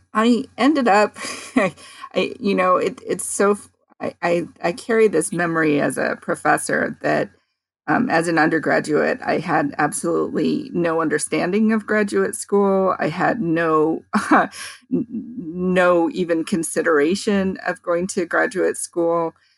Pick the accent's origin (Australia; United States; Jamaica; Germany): United States; San Francisco, California; also born or lived in Daly City; I grew up in San Francisco